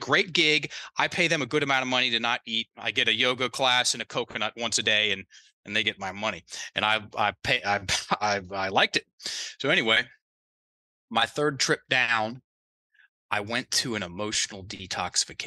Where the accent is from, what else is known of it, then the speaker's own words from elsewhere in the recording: Virginia, United States; accent: Southern; also born or lived in Thailand; I'm from Virginia. Both sets of my, both mom's side, dad's side, they're from Virginia too